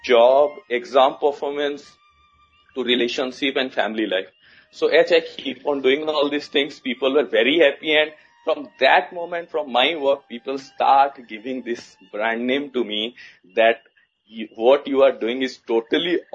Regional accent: India; now in New Delhi, India; I'm from India. I'm currently living in the capital city, New Delhi, in India. But I born and brought up in a very small town in a remote part in India

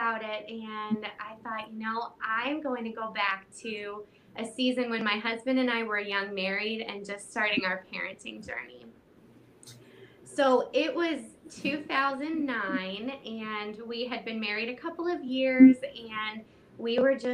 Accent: St. Louis, Missouri, United States; I'm from St. Louis, Missouri

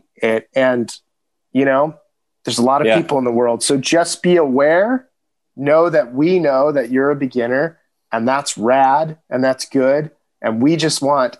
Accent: Southern California, United States; growing up in Southern California

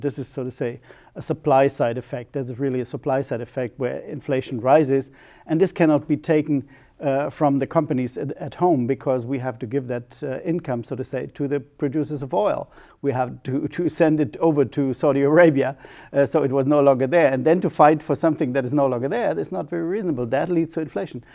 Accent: near Ramstein / Baumholder region, Rhineland-Palatinate, Germany; English is a second language; Ramstein is 30 kilometers from my hometown

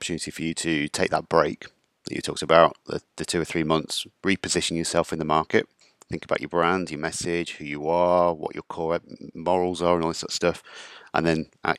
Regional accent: Midlands, United Kingdom; accent: Midlands; Not my drove Midlands accent.

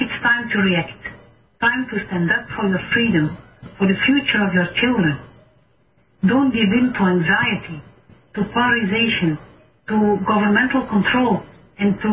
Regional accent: Belgium; I'm a medical doctor from Belgium

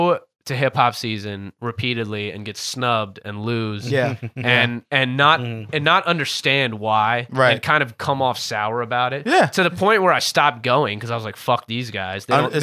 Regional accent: New Jersey, United States; also born or lived in Gettysburg, Pennsylvania; I'm from New Jersey.

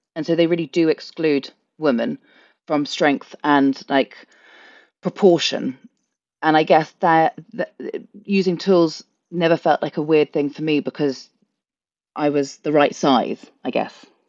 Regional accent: London, United Kingdom; moved away as an adult; now in Ireland; born and brought up in London

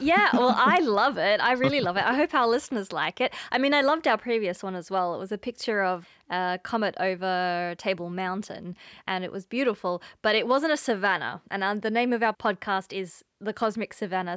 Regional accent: Australia; accent: Australian; moved away as an adult; now in Cape Town, South Africa; as you can hear from my accent, I'm from Australia originally. And I moved to Cape Town, uh, in two thousand and eighteen

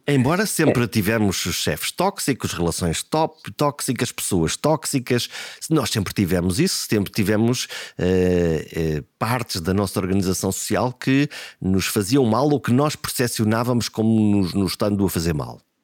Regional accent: Portugal; aquilo que nós somos como portugueses

